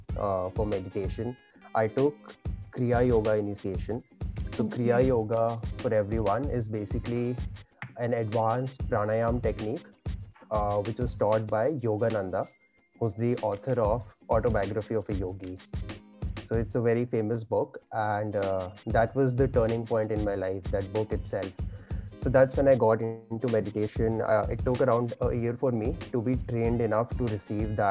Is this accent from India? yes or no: yes; India; I was born and brought up in India